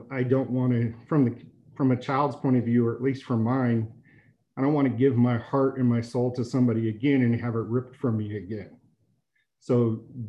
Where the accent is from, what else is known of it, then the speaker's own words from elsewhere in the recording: Denver, Colorado, United States; I was born in Denver General